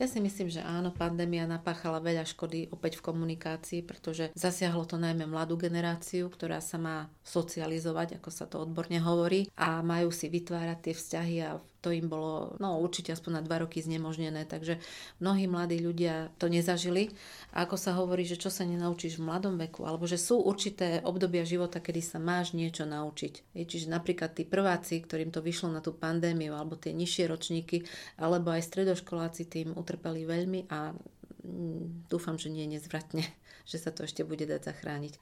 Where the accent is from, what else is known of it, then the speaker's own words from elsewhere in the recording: Košice, Košice Region, Slovakia; also born or lived in Krupina / Saint Petersburg; narodila som sa v Krupine, okres Zvolen ale takmer celý život som prežila v Košiciach, teda asi od 4 rokov som v Košiciach, takže sa považujem za hrdú Košičanku